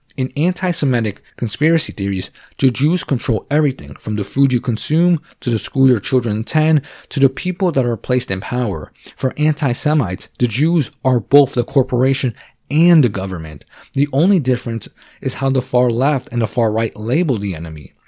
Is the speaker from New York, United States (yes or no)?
no; New Jersey, United States; I am from New Jersey